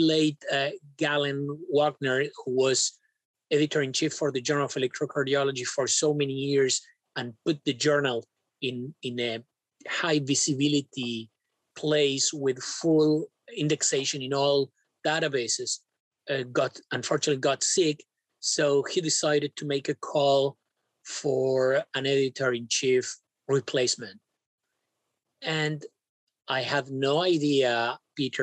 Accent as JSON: {"language": "English", "region": "Buenos Aires", "country": "Argentina", "tie": "born or raised there", "also_born_or_lived": "Spain / Canada", "moved": "as an adult", "said": "I was born in Buenos Aires, Argentina, where I did my med school, my training in internal medicine and cardiology, my fellowship in EP"}